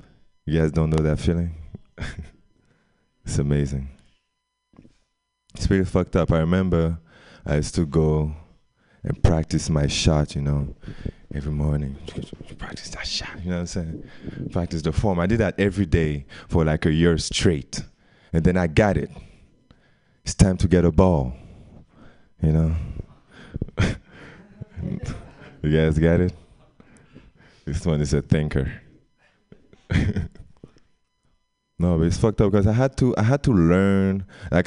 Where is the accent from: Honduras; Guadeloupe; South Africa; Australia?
Guadeloupe; English is a second language; moved away; I'm from Guadeloupe